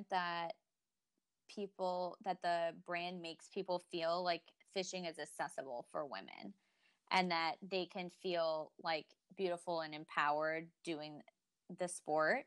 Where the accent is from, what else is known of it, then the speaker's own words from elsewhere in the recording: Michigan, United States; also born or lived in New York City area; now in New York, United States; my family's back in Michigan